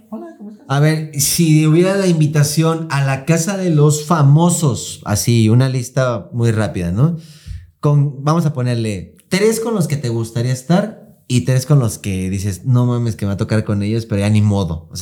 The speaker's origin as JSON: {"language": "Spanish", "country": "Mexico", "said": "como mexicano"}